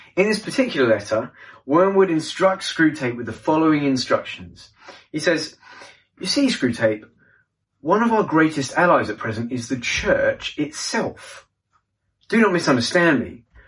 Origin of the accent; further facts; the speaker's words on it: London, United Kingdom; I'm from London, England